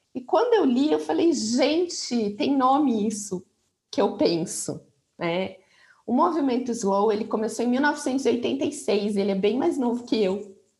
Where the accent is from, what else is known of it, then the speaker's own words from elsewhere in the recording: Curitiba, Paraná, Brazil; moved away as an adult; also born or lived in São Paulo; voltei para Curitiba, eu sou de Curitiba, nessa época eu estava em São Paulo